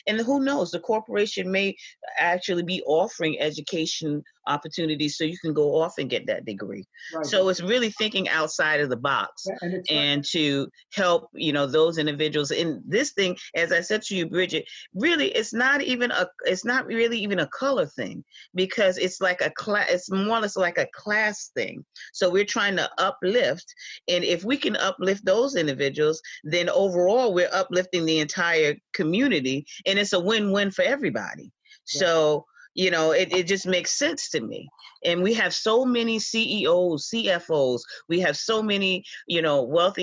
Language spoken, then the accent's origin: English; the Hamptons, New York, United States; I was born and raised out here in the Hamptons